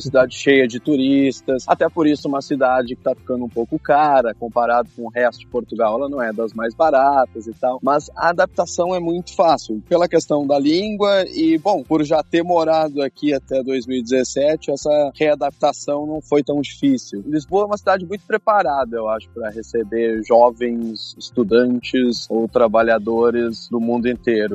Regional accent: Alegrete, Rio Grande do Sul, Brazil; moved away; Eu sou de Alegrete, que é uma cidade no interior do Rio Grande do Sul, perto da a fronteira

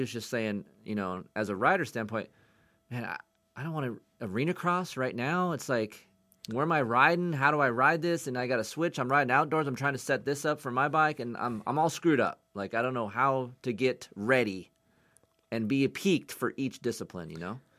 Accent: United States; as an American fan

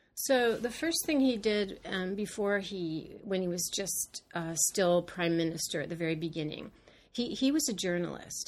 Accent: Los Angeles, California, United States; now in New York, United States; I grew up in California

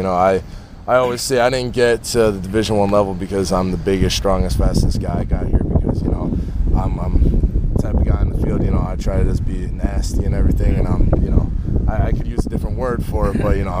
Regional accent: Scranton, Pennsylvania, United States; every time I tell somebody I'm from Scranton

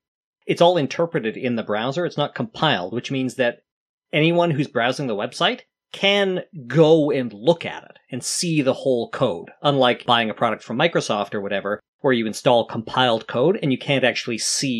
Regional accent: Canada; We're Canadian.

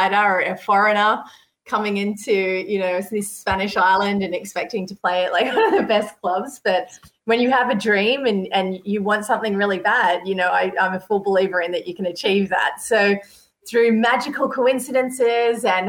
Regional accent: Sydney, New South Wales, Australia; moved away as an adult; now in Europe; I grew up in Sydney

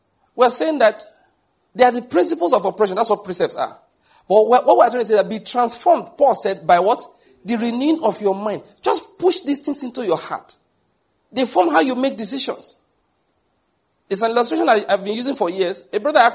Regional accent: Nigeria; I'm from Nigeria

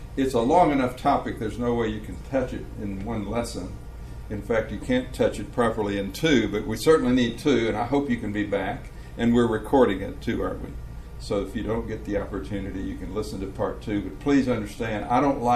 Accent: Tampa, Florida, United States; I'm from Tampa, Florida

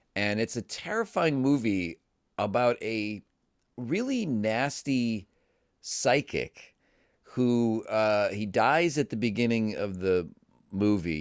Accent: Cleveland, Ohio, United States; for a lot of Midwestern people, you know, growing up in Cleveland

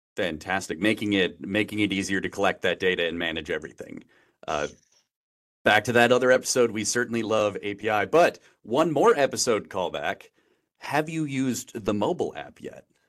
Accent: Wisconsin, United States; moved away as an adult; now in San Francisco, United States; I grew up in Wisconsin my whole life

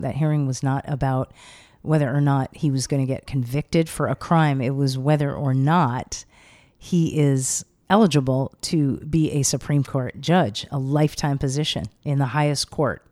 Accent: Los Angeles, California, United States; also born or lived in Venice, Los Angeles; I grew up in L.A., uh-huh. but not by the beach. I grew up inland, Sunset and Doheny, up in the hills there

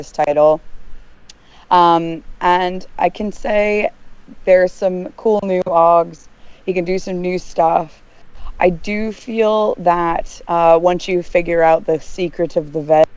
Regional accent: United States; now in United Kingdom; I'm an American expat.

